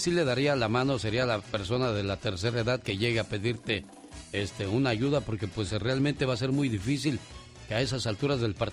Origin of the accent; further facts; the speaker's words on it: Monterrey, Nuevo León, Mexico; moved away; Un día salí de Monterrey, pero Monterrey nunca salió de mí.